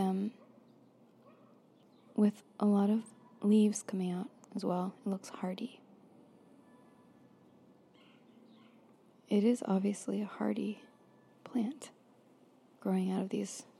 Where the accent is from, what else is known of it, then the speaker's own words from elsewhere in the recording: Florida, United States; I grew up in Florida